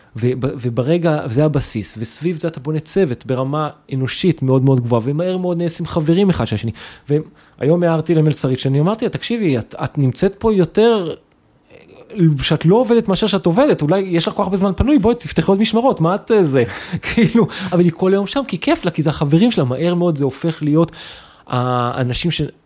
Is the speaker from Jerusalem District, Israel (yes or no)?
no; Kabri, Northern District, Israel; now in Tel Aviv, Israel; אני מכברי במקור, מקיבוץ בצפון